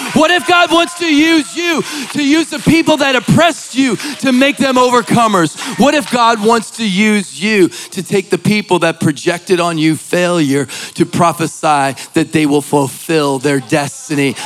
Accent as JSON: {"language": "English", "town": "Philadelphia", "region": "Pennsylvania", "country": "United States", "said": "I'm from Philly"}